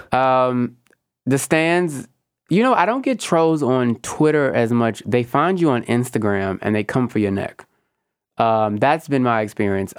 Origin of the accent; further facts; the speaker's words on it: Houston, Texas, United States; accent: Southern; I'm Southern and Black. I'm very much from Houston, Texas